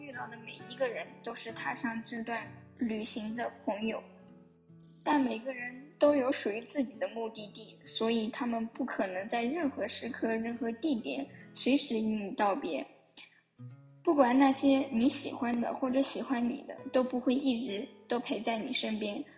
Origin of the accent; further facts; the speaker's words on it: Anhui, China; Hello，大家好，我是来自中国安徽省的